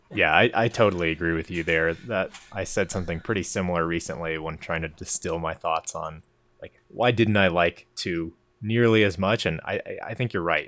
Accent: Colorado, United States; I am from Colorado

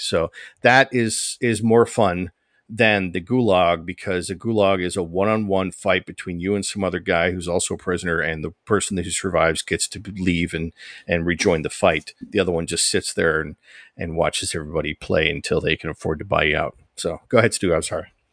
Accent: just north of Detroit, Michigan, United States; a guy who was born and raised in Michigan, just north of Detroit

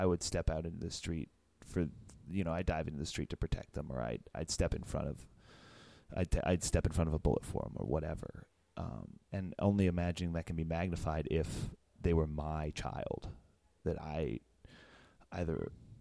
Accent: Northern Virginia, United States; moved away; also born or lived in Pittsburgh; I grew up in Northern Virginia and moved to Pittsburgh

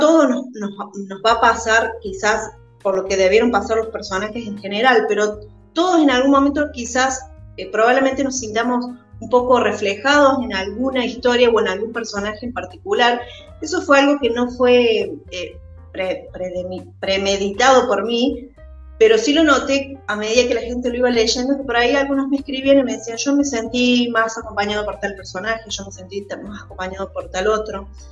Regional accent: Río Cuarto, Córdoba, Argentina; yo soy de Río Cuarto, del sur de Córdoba

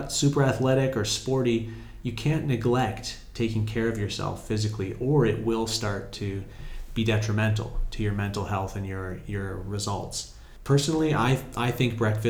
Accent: Canada; moved away as an adult; now in Morocco; I'm from Canada where we can't even grow a lot of things for 8 months of the year

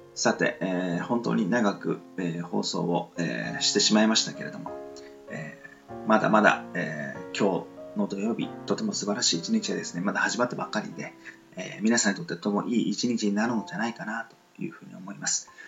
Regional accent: southern Kyushu, Japan; 僕は南 九州のあの出身

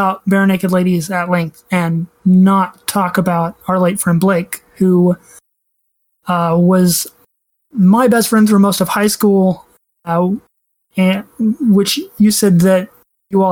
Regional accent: Oklahoma, United States; I grew up in Oklahoma and in church

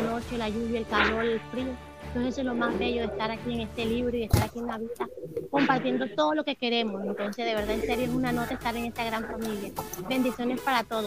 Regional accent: Valledupar, Cesar, Colombia; also born or lived in Líbano, Tolima; Yo nací en el Líbano, Tolima, eh, me crié un, aquí en Valledupar, Cesar, Colombia, y aquí he estado todo el tiempo

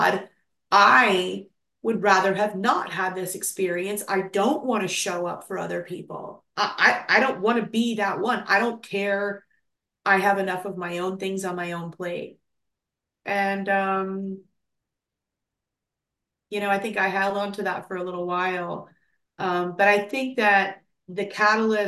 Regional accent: Tulsa, Oklahoma, United States; moved away; So I grew up in Oklahoma and in Tulsa, and basically, like, Tulsa's like the biggest small town.

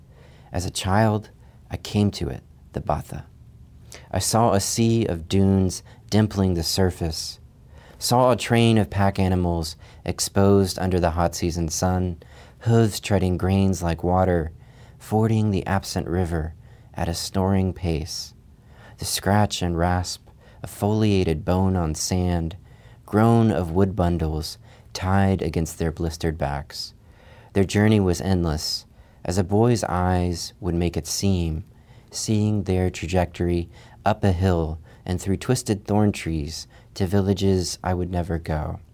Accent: Chad; kind of wound itself around my hometown where I grew up, which was a few miles south of the Sahara Desert in Chad in Africa. My parents were missionaries.

